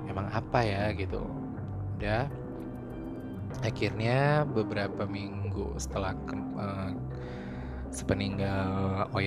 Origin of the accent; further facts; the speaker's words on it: Jakarta, Indonesia; accent: Jakarta; jadi gue ini orang Ambon tapi gue lama dan besar dan lahir di Jakarta jadi ya kalian juga udah bisa dengarkan dialek gue nggak ada ambon-ambonnya malah udah Jakarta banget ya